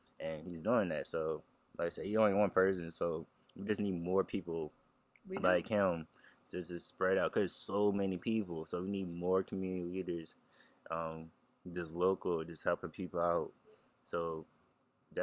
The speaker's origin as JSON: {"language": "English", "town": "New Orleans", "region": "Louisiana", "country": "United States", "tie": "born or raised there", "said": "I like New Orleans, I like that's my hometown"}